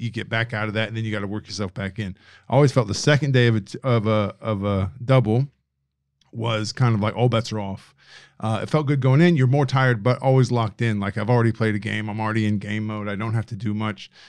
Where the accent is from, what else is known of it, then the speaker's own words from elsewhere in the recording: Indiana, United States; now in Australia; Caucasian, Indiana, guy from Indiana